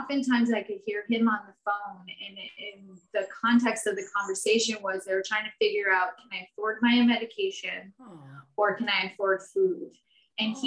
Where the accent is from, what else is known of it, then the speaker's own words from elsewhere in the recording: Vermont, United States; I'm from Vermont for anyone that doesn't know. So I grew up in a small town. I still live in Vermont